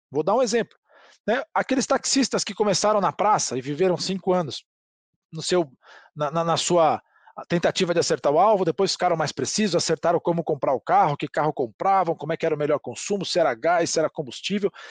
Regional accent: Brazil; somos brasileiros e vendedores

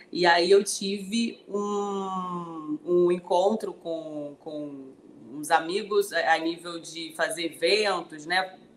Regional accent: Brasília, Federal District, Brazil; also born or lived in Codó; now in Rio de Janeiro, Brazil; Eu sou de Codó, Maranhão, de Codó para o mundo, né? Minha cidade querida. Fui criada em Brasília e estou na cidade maravilhosa há 14 anos.

